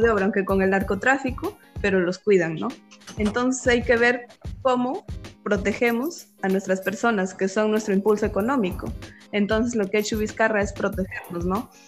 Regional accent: Peru; como buenos peruanos

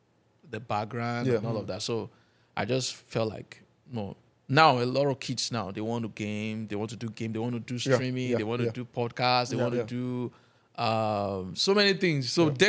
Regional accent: Nigeria; I'm a Nigerian.

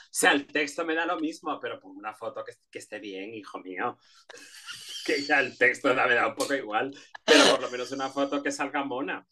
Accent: Canary Islands, Spain; moved away as an adult; also born or lived in Madrid; yo nací en las Islas Canarias

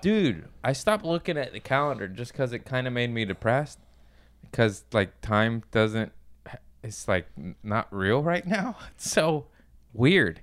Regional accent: Torrance, California, United States; I grew up in Torrance

